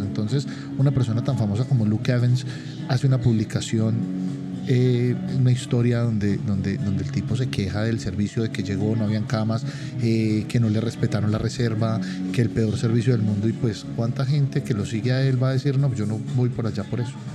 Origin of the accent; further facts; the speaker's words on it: Colombia; a uno como colombiano